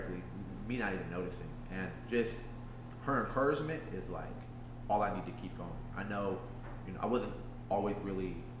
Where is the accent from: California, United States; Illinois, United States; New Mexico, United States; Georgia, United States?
Illinois, United States; Aurora; I am from Aurora, Illinois. I was born and raised here.